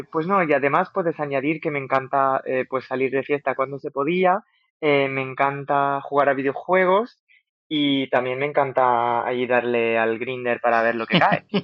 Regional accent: Algeria; moved away

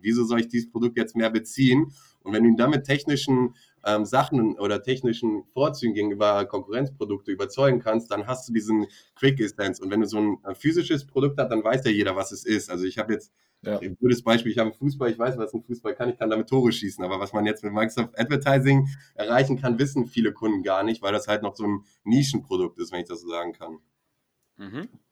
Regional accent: Bremen, Germany; moved away as an adult; also born or lived in Costa Rica / Mexico; meine Jugend oder meine Kindheit hier in Bremen, ähm, ja, Bremen, Deutschland ähm, gemacht habe, Abitur und alles

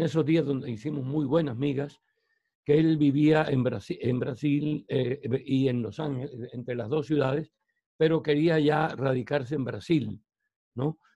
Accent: Barranquilla, Atlántico, Colombia; moved away as an adult; also born or lived in Spain / Germany; now in Puerto Colombia, Colombia; soy barranquillero

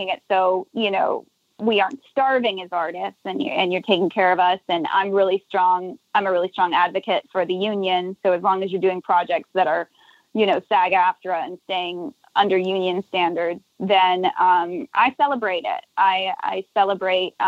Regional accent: Nashville, Tennessee, United States; moved away as an adult; also born or lived in Los Angeles; now in New Orleans, United States; I grew up in Nashville, was in LA for 10 years and then came down here

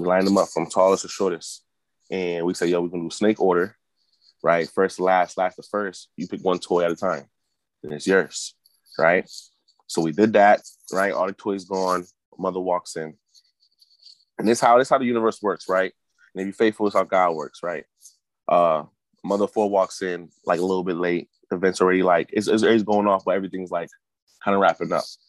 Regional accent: Hartford, Connecticut, United States; Born and raised in Hartford

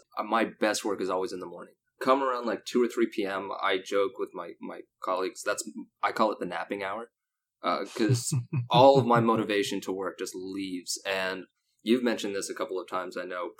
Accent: Texas, United States; also born or lived in North Carolina / Long Island / Sacramento / Philadelphia; Yes, I am predominantly from South Texas, but to give a little fun backstory, I was born in North Carolina, and I've lived in Long Island, New York. I lived in upstate New York for a while.

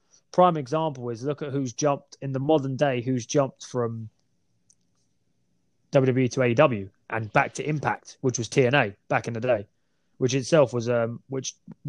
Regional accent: Essex, East of England, United Kingdom; I did just say we're from the Essex area

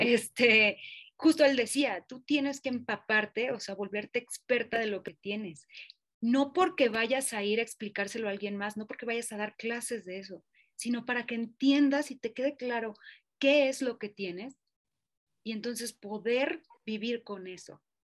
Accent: Mexico; Como mexicanos

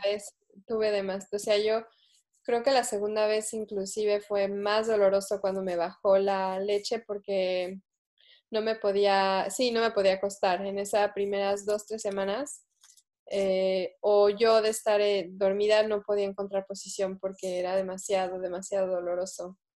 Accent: Mexico City, Mexico; moved away as an adult; yo crecí en Ciudad de México

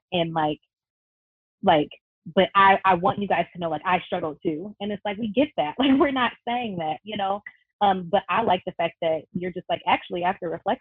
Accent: Detroit, Michigan, United States; moved away as an adult; now in Hawaii, United States; I was born in Detroit. I was raised in Metro Detroit

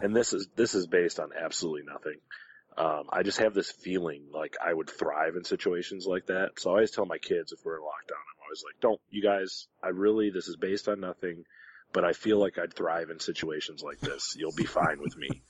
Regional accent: Detroit, Michigan, United States; I'm from Detroit

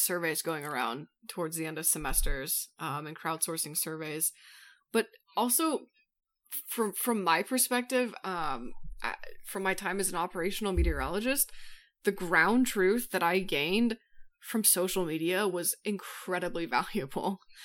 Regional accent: Colorado, United States; I grew up in Colorado

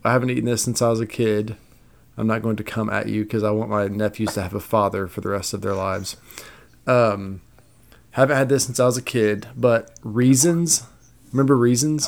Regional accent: United States; I'm American

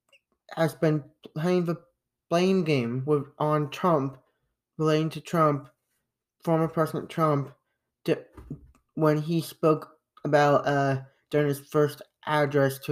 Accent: United States; us as Americans

